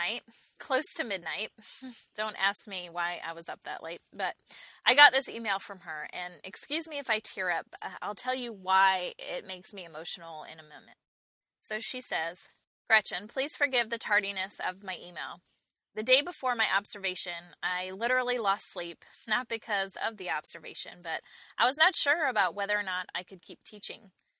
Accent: New York, United States; now in Charlotte, United States; And I can say that because I too was a Yankee at some point. I moved to Charlotte from New York about 10 years ago.

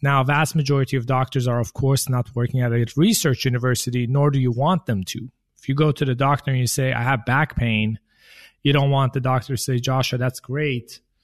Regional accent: Sweden; now in United States; I grew up in Sweden, in the countryside of Sweden

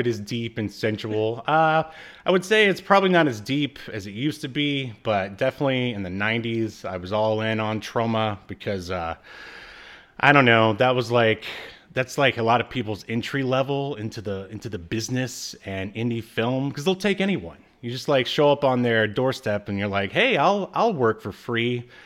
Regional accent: the South, United States; moved away; also born or lived in California; I'm a Southerner

